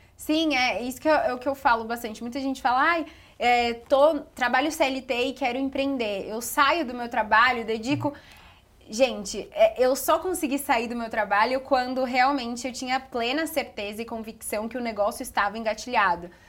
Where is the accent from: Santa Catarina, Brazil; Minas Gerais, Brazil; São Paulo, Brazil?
São Paulo, Brazil; Bragança Paulista; moved away as an adult; eu sou de Bragança, interior de São Paulo